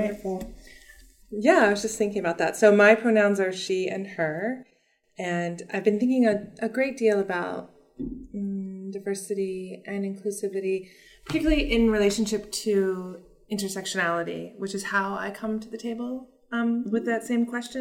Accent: Virginia, United States; moved away; I was raised in Virginia

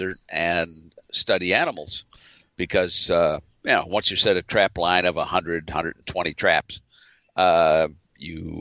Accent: Los Angeles, California, United States; I was growing up in the San Fernando Valley

